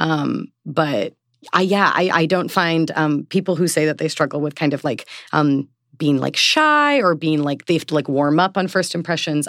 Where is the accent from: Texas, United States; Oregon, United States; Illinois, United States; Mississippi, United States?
Oregon, United States; Portland; moved away as an adult; now in East Coast, United States; I am from Portland, Oregon. I've been living on the East Coast for about six years now